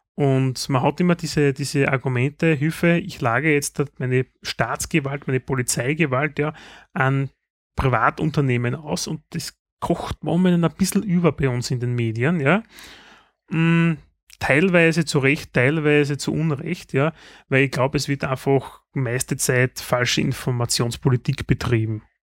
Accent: Styria, Austria; bei uns in der Steiermark

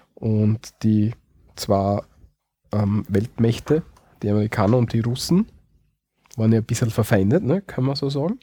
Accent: Austria; bei uns in Österreich

